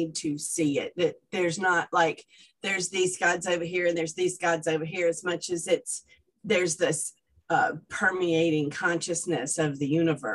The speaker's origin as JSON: {"language": "English", "town": "Atlanta", "region": "Georgia", "country": "United States", "moved": "yes", "lives_now": "Seattle, United States", "said": "I'm from Atlanta. You can tell by the accent. I'm not from here."}